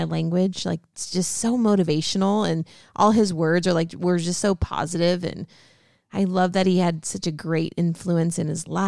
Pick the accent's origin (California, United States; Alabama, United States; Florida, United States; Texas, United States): California, United States; A lot of people that I talk to will automatically know I'm from California